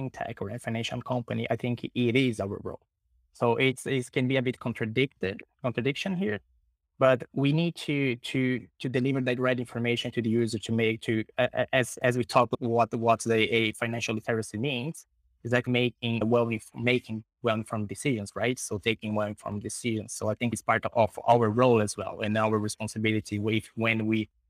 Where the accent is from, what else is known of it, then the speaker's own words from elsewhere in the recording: Brazil; moved away; also born or lived in Sweden; Brazil. That is my home country